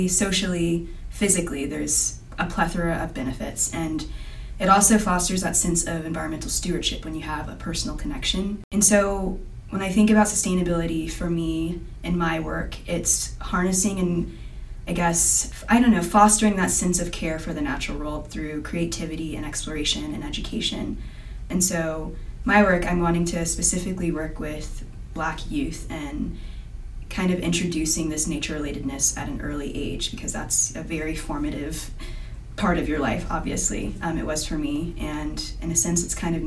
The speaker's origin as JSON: {"language": "English", "town": "Fredericksburg", "region": "Virginia", "country": "United States", "tie": "born or raised there", "also_born_or_lived": "Richmond, Virginia", "moved": "as an adult", "lives_now": "Utah, United States", "said": "I grew up in Fredericksburg, Virginia"}